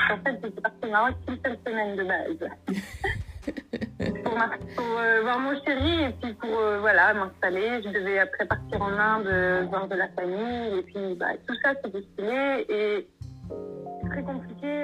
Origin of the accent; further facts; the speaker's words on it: Normandy, France; moved away as an adult; also born or lived in Bordeaux; now in Morocco; 26 ans, je suis auto-entrepreneur et je suis originaire de Normandie.